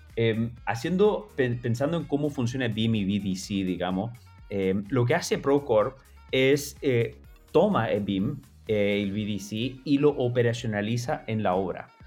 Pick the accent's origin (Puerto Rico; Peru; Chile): Chile; yo me crié en Chile